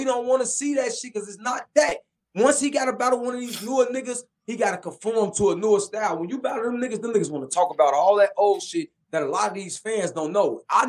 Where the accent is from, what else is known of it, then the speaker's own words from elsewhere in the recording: Chicago, Illinois, United States; I'm from Chicago.